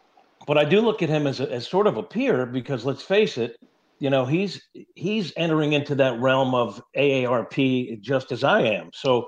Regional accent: New York, United States; moved away as an adult; now in St. Louis, United States; I grew up in New York.

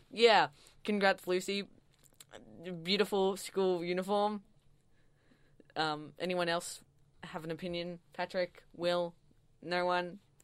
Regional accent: Melbourne, Victoria, Australia; I'm from Melbourne, and I go to Mount Waverley Secondary

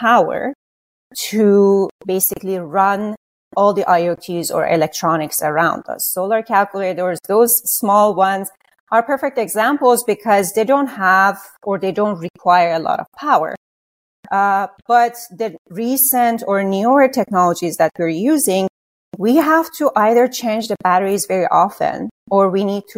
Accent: Iran; moved away; I was born and raised in Iran.

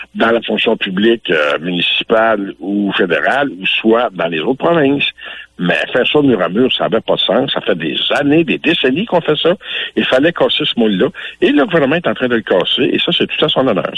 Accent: Louiseville, Quebec, Canada; chez nous à Louisville

